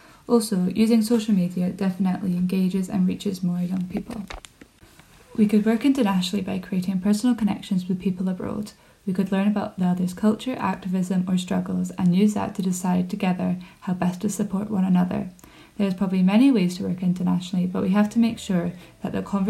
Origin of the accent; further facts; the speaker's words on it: Scotland, United Kingdom; As a Scottish citizen, I recognise that I have a lot of privilege which I can use to change the climate.